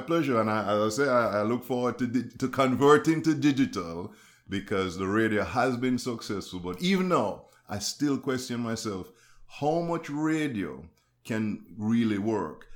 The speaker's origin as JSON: {"language": "English", "country": "Jamaica", "said": "I'm Jamaican"}